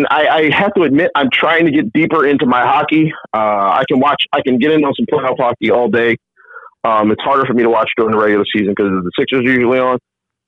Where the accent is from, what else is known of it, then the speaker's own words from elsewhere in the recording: Philadelphia, Pennsylvania, United States; also born or lived in State College, Pennsylvania; I'm born and raised in Philly.